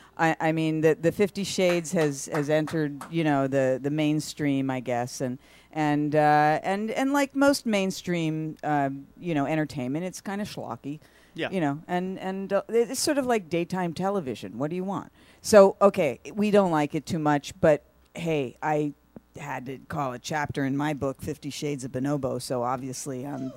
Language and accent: English; England, United Kingdom; Being English, I guess